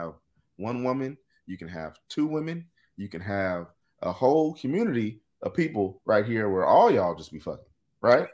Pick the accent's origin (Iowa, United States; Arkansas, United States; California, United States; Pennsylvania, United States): California, United States; Pasadena; me and Craig are from the same place. We're both from Pasadena.